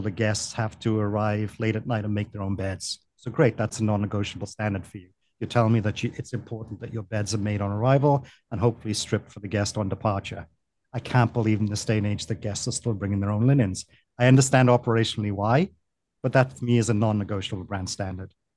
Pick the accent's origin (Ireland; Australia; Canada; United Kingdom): United Kingdom; Wales; moved away as an adult; also born or lived in Delaware, United States; now in Miami, United States; I'm from the United Kingdom, Wales originally